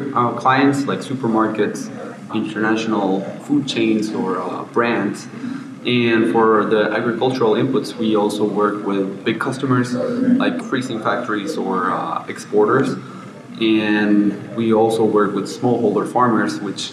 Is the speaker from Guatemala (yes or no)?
yes; Guatemala; I'm from Guatemala